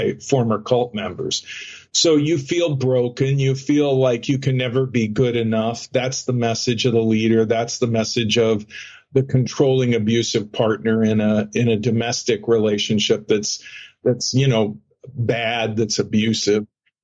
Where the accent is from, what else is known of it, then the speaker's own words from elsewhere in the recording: Phoenix, Arizona, United States; I grew up in Phoenix.